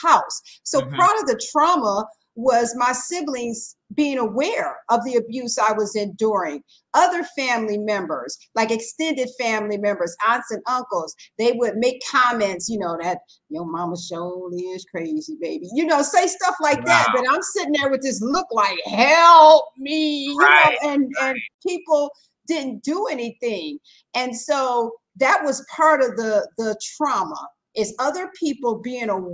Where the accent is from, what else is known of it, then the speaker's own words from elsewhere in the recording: Detroit, Michigan, United States; I was born and raised in Detroit, Michigan